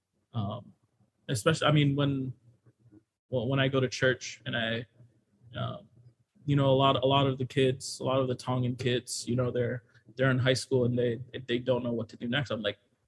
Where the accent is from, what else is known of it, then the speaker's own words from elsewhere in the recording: Honolulu, Hawaii, United States; I went to Moanalua, but I grew up in Kalihi